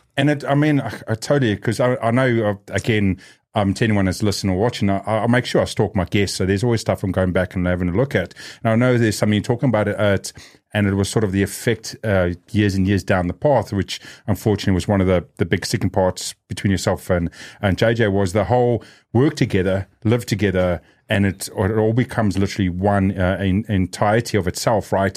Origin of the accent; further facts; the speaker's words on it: New Zealand; Growing up in New Zealand like myself